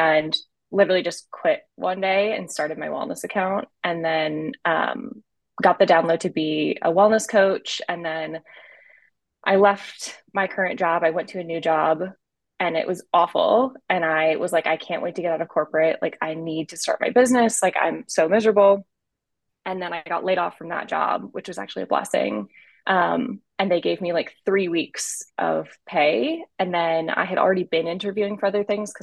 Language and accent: English; Rhode Island, United States; now in Austin, United States; I am originally from Rhode Island. I currently live in Austin, Texas